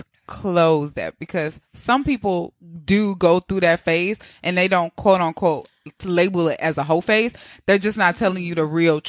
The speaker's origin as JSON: {"language": "English", "region": "Midwest", "country": "United States", "moved": "yes", "lives_now": "New York City, United States", "said": "I'm from the Midwest. So here you guys kind of move a little bit faster than we do."}